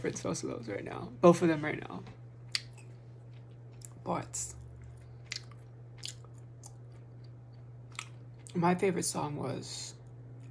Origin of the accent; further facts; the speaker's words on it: United States; As an American